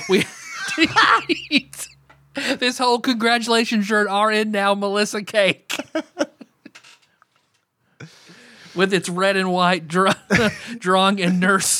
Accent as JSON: {"language": "English", "country": "Australia", "said": "I'm Australian. It's fine."}